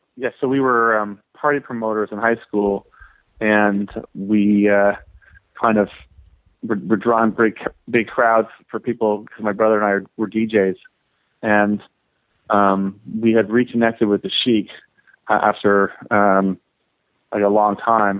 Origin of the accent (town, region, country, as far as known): Toronto, Ontario, Canada; born or raised there